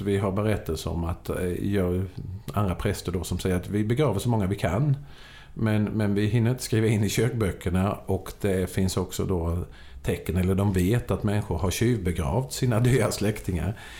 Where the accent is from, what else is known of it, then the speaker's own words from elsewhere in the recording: Växjö, Kronoberg County, Sweden; Jag som Växjöbo